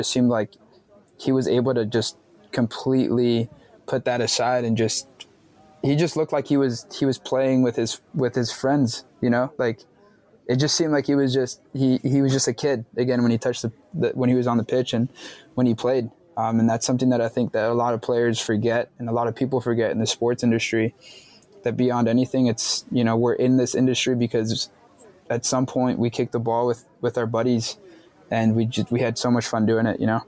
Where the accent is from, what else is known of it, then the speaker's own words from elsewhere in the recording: Medellin, Antioquia, Colombia; Like, I'm from Medellin, you know, I'm from that city.